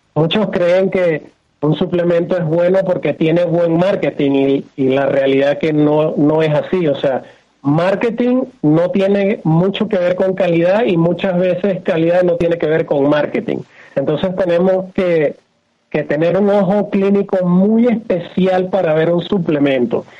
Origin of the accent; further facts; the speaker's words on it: Venezuela; moved away as an adult; now in Mexico; Empecé por el año 97, 98 en mi país natal que es Venezuela. Actualmente estoy radicado en México.